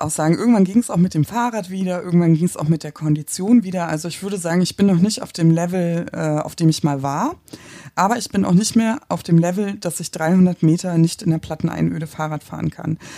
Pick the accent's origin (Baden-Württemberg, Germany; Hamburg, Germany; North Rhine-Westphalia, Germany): Hamburg, Germany; ich komme aus Hamburg. Ähm, wir haben es nicht so mit Bergen. Ich wohne am Stadtrand, also im Prinzip Grenze an Grenze zur schleswig-holsteinischen Einöde.